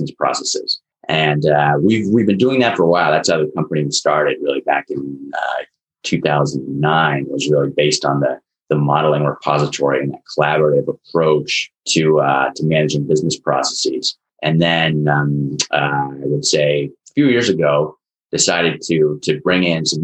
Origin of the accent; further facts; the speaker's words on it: Burlington, Vermont, United States; moved away as an adult; now in Boston area, United States; I was actually born in Vermont. So I grew up in right outside of Burlington, Vermont, and then came down to the Boston area to go to college.